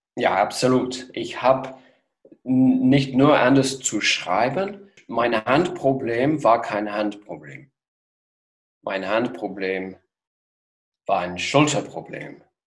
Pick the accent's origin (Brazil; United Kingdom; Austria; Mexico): United Kingdom; Worcester, West Midlands; German is a second language; moved away as an adult; also born or lived in Geneva, Switzerland; now in Potsdam, Germany; Ich bin aufgewachsen in England, in Mittelengland, westlich von Birmingham, ganz genau in der Nähe von Worcester